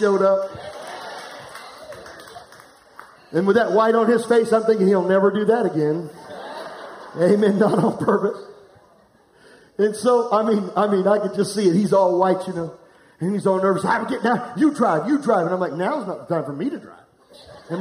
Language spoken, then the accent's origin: English; Florence, United States; I'm from Florence.